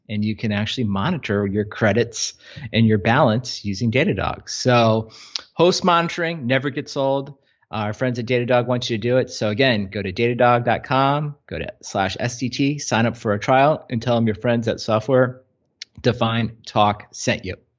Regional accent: Mid-Atlantic, United States; also born or lived in North Carolina; growing up in the Mid-Atlantic

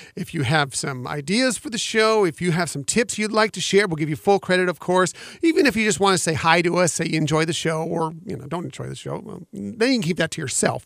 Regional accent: West Coast, United States; I grew up on the West Coast going to the Disneyland Resort

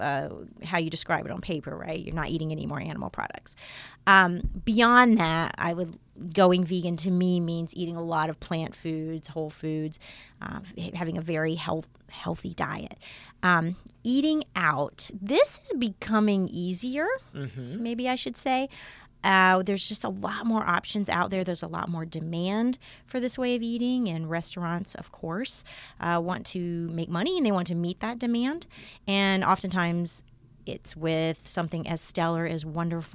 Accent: Alabama, United States; moved away; I also am from a different part of the country. I'm from Alabama

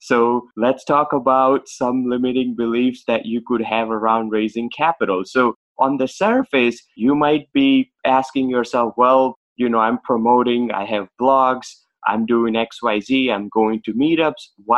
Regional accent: Boston, Massachusetts, United States; Okay. So I'm from Boston, and basically my journey started as a pharmacist

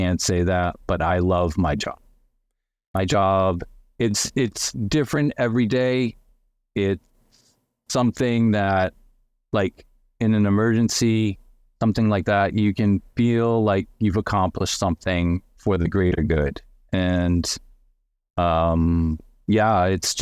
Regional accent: Massachusetts, United States; also born or lived in Connecticut; I was born in Connecticut, moved to Massachusetts when I was seven. I've lived there pretty much ever since

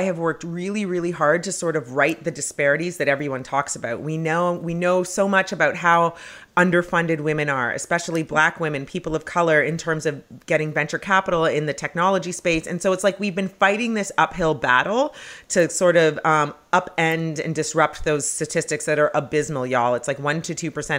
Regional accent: Canada; moved away; I grew up in Canada

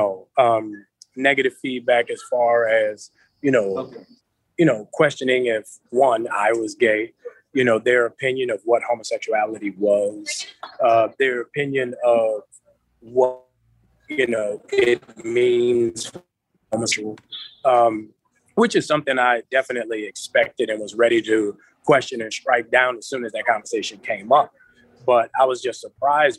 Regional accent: New Orleans, Louisiana, United States; growing up in New Orleans, like, the drug dealers I knew were the ones who took care of the neighborhood

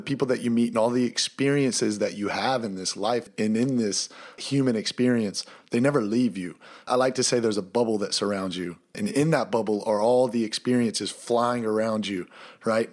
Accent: Easley, South Carolina, United States; moved away as an adult; also born or lived in Pelzer, South Carolina / Vancouver, Canada; we're from Easley

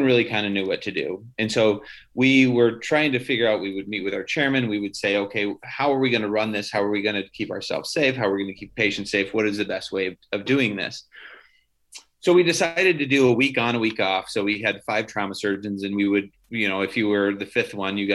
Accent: Oregon, United States; moved away as an adult; also born or lived in Des Moines, Iowa / Detroit, Michigan / Newark, New Jersey; now in Grand Rapids, United States; I grew up in Oregon

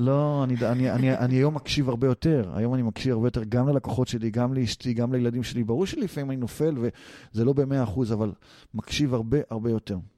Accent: Israel; אנחנו ישראלים

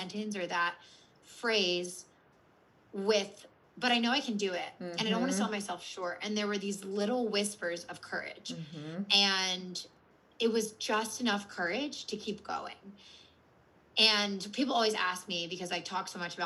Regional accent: Philadelphia, Pennsylvania, United States; also born or lived in Washington, D.C.; I'm from Philadelphia and I went to school mm-hmm. in DC

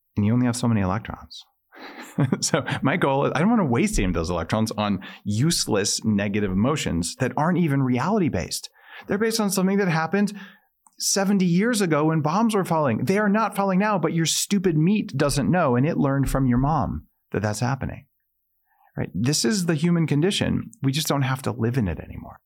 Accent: New Mexico, United States; I, I grew up in New Mexico

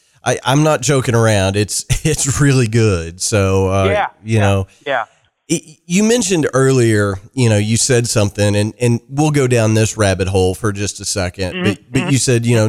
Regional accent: Kentucky, United States

